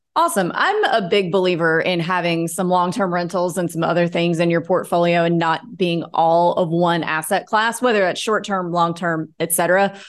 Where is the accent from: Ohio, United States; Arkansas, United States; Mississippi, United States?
Mississippi, United States; North; I grew up in North Mississippi